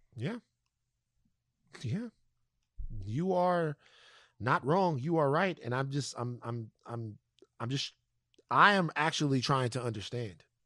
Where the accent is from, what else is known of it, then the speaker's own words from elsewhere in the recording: Louisiana, United States; my home state of Louisiana